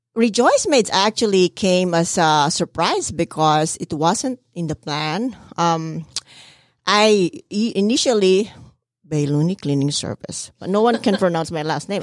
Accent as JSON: {"language": "English", "country": "Philippines", "moved": "yes", "said": "I'm from the Philippines"}